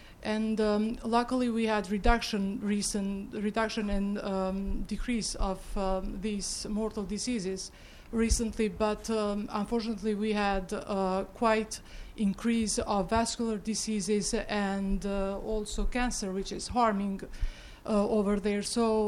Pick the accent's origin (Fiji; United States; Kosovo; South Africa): Kosovo; English is a second language; I come from Kosovo, over the Atlantic, quite far.